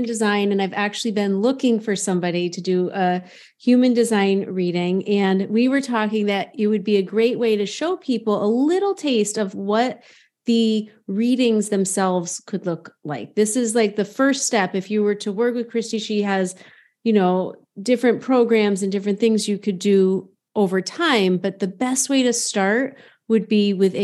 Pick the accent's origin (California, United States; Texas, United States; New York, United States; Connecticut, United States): Connecticut, United States; near Hartford; growing up near Hartford, the insurance capital of the world